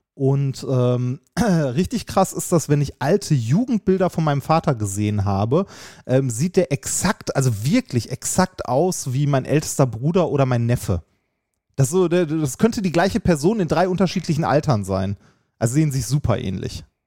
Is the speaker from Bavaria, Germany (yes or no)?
no; Essen, North Rhine-Westphalia, Germany; now in Vienna, Austria; ich bin in Essen geboren worden